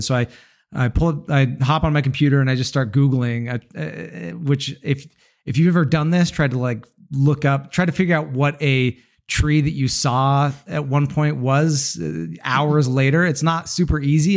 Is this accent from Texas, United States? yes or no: no; Utah, United States; I'm from Utah, a lot of mountains around